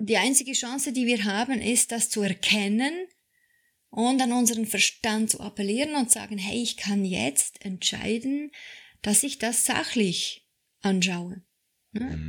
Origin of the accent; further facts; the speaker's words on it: Switzerland; ich bin Schweizerin